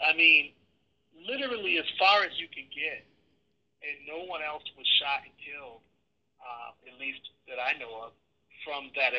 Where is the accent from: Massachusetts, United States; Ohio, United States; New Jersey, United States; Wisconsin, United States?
Wisconsin, United States; Milwaukee; born or raised there